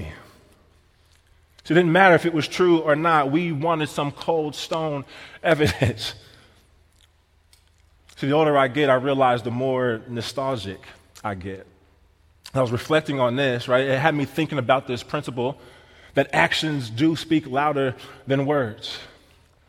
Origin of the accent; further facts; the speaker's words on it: Missouri, United States; now in Wisconsin, United States; I'm from Missouri